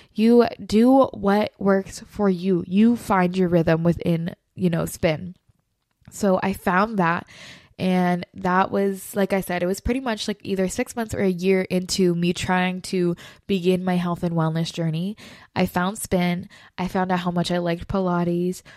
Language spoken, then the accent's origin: English; Florida, United States; moved away; I'm originally from Florida